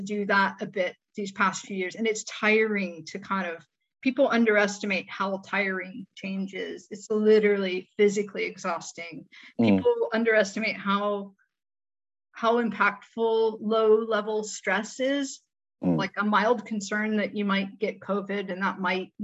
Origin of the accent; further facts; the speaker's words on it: Midwest, United States; moved away; I'm from the Midwest as well